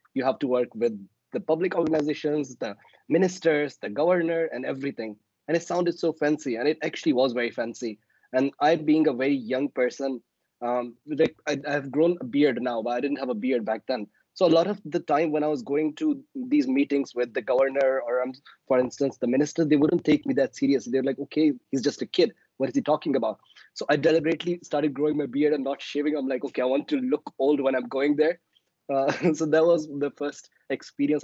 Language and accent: English; Balochistan, Pakistan; I am from Balochistan, which is the southwestern province of Pakistan.